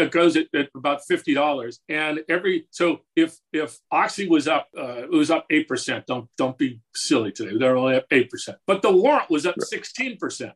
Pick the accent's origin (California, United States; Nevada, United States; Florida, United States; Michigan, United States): California, United States; Southern; moved away; And I come from Southern California originally.